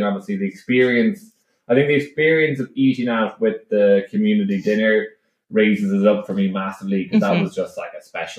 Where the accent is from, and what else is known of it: Ireland